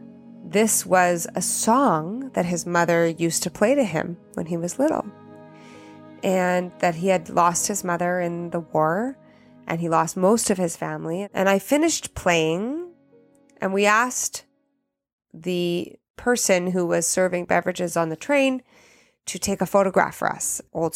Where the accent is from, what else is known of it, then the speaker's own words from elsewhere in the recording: Canada; moved away as an adult; also born or lived in Italy; I'm Canadian and learned French in school